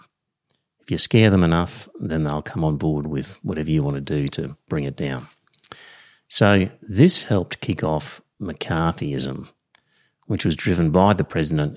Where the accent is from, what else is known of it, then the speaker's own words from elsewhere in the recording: Australia; I'm Australian